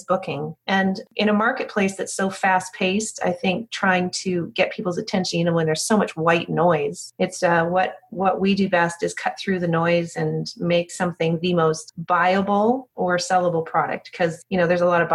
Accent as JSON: {"language": "English", "country": "Canada", "moved": "yes", "lives_now": "Dallas, United States", "said": "I'm originally from Canada, but I've been in Dallas for 20 years now"}